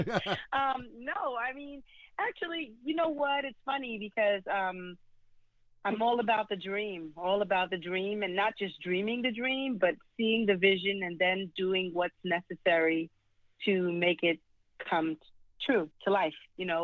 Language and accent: English; New York City, New York, United States; I was raised in the South Bronx. In New York City, South Bronx